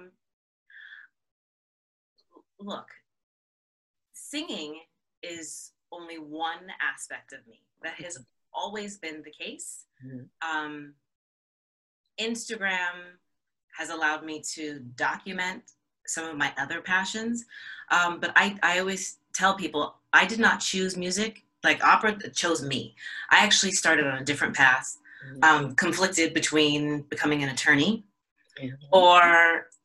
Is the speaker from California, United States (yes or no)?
yes; the Bay Area, California, United States; in California, where I grew up in the Bay Area